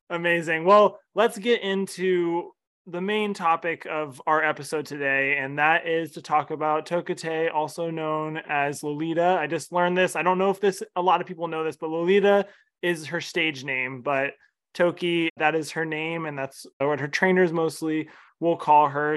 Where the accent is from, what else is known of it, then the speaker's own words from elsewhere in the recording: Ohio, United States; I'm from Ohio, grew up in Ohio.